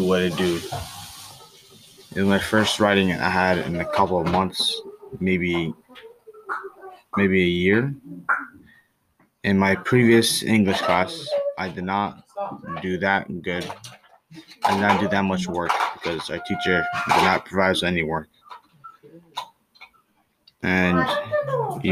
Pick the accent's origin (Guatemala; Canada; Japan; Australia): Canada; I was born in Canada